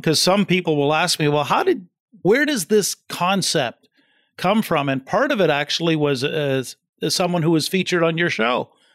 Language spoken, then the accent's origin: English; East Coast of New Brunswick, Canada; now in London, Canada; I come from the East Coast of New Brunswick in Canada, and I'm in London, Ontario now